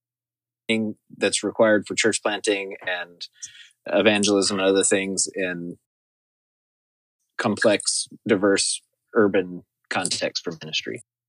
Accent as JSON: {"language": "English", "region": "Arkansas", "country": "United States", "tie": "born or raised there", "moved": "yes", "lives_now": "Manhattan, United States", "said": "we've been here about 3 years, and I grew up in Arkansas"}